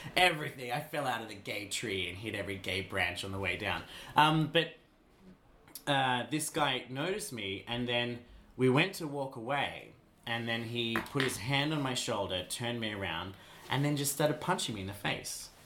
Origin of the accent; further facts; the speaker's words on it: Queensland, Australia; I grew up in Queensland, industry, Australia, which is an incredibly homophobic place